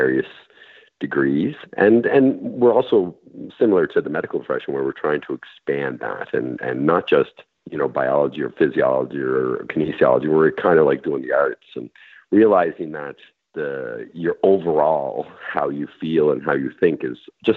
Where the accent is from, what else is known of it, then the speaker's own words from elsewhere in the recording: Montague, Prince Edward Island, Canada; From Montague. PEI